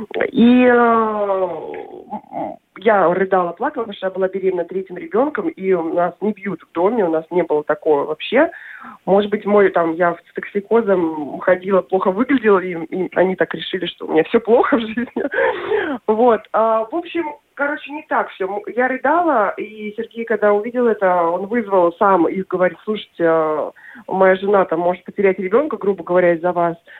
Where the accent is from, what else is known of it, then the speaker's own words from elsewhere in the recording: Yaroslavl, Yaroslavl Oblast, Russia; moved away as an adult; also born or lived in Moscow; now in Norway; я родом из Ярославля, после университета уехала в Москву